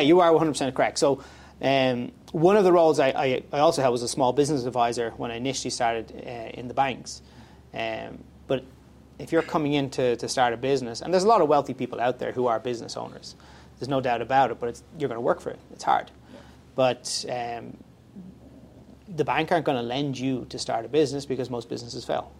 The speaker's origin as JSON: {"language": "English", "country": "Ireland", "moved": "as an adult", "lives_now": "Canada", "said": "my background's from Ireland, mm-hmm. uh, so I'm from Europe"}